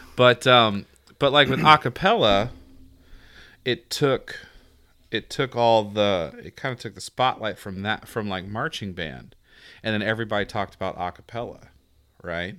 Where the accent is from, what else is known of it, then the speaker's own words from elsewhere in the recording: the South, Southern United States, United States; accent: Southern; my Southern accent comes out